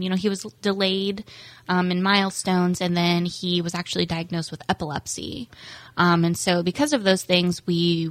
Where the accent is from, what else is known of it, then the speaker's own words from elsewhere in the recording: Indiana, United States; moved away as an adult; also born or lived in Central Florida; now in Palm Coast, United States; I'm actually born and raised in Indiana, but my husband and I moved to Florida a couple years ago